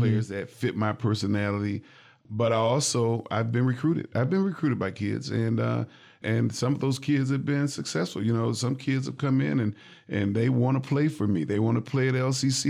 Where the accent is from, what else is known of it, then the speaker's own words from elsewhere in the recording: Jackson, Michigan, United States; now in Lansing, United States; I grew up in Jackson